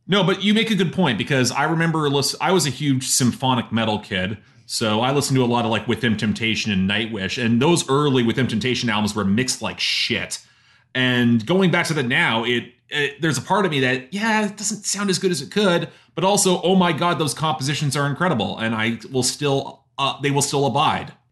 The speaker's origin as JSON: {"language": "English", "country": "Canada", "said": "as Canadian"}